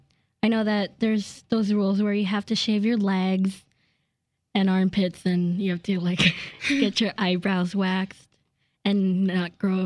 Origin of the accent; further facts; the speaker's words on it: Albuquerque, New Mexico, United States; I'm 14, and I'm a Chinese American, and I was born in Albuquerque, New Mexico.